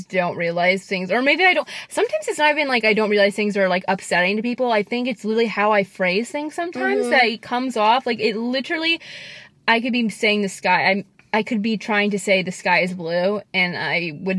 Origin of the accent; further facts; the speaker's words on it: Missouri, United States; I'm from Missouri, okay? And, you know, we're not... That state's not the most woke.